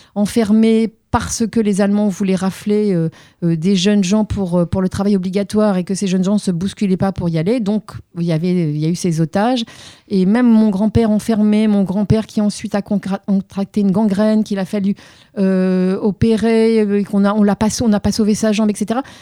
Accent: Tunis, Tunis Governorate, Tunisia; moved away; je suis une Tunis mémoise, puisque je suis née à Tunis même

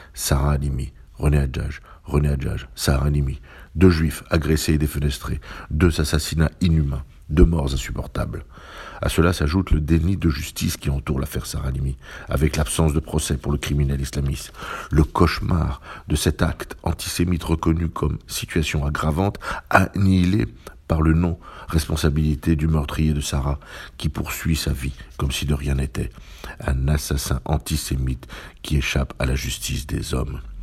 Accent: France; chez nous, en France

